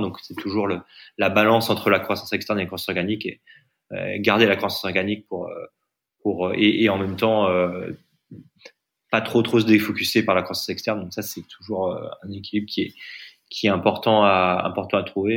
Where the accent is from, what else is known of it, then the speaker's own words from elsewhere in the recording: France; moved away; also born or lived in Delhi, India; je suis en Inde, moi, je suis français